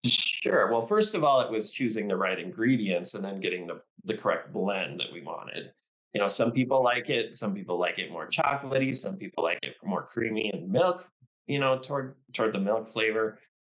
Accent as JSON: {"language": "English", "town": "Duluth", "country": "United States", "tie": "born or raised there", "said": "in my hometown here of Duluth"}